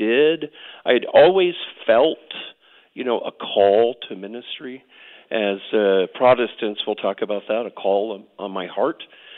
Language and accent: English; Oklahoma, United States; also born or lived in Air Force bases; I grew up on Air Force bases, but both of my parents were Oklahomans. We moved back to Oklahoma when my dad retired from the Air Force, and I went to college here in Oklahoma, so I consider myself an Oklahoman, yeah.